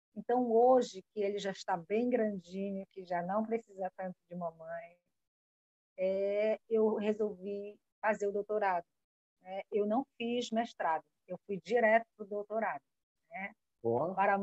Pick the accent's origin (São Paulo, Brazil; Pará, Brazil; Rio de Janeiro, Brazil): Pará, Brazil; Almeirim; now in Amapá, Brazil; eu sou paraense, de uma cidade maravilhosa chamada Almeirim. Atualmente resido no estado do Amapá